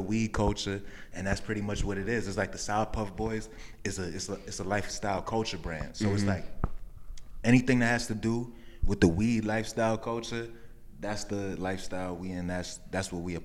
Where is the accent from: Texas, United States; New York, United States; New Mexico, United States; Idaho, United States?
New York, United States; New York City; I'm from Lower East Side, Manhattan